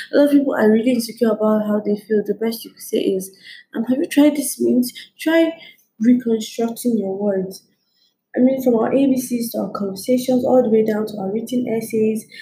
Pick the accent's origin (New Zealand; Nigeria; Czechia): Nigeria; I'm Nigerian.